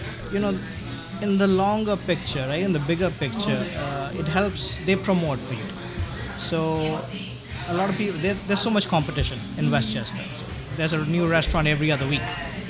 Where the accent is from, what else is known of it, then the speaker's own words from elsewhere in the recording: India; I'm Indian.